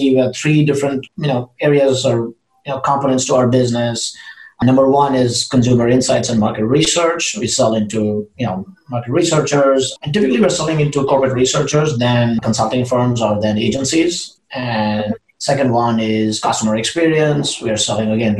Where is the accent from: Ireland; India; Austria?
India; moved away as an adult; also born or lived in Russia / Seattle / San Francisco; now in Austin, United States; originally I'm from India and grew up in India, then left India. I went to Russia right after high school